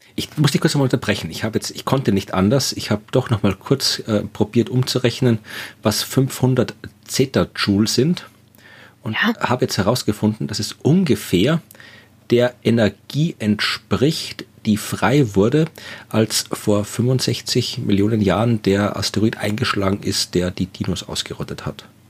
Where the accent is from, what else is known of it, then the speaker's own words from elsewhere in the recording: Wachau, Lower Austria, Austria; ich komme auch aus einer Weingegend, ich komme aus der Wachau in Österreich